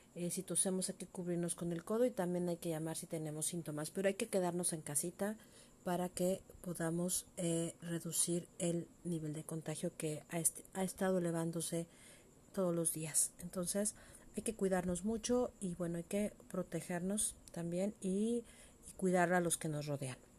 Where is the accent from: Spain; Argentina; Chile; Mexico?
Mexico; lo que nos constituiría nosotros eh, como mexicanos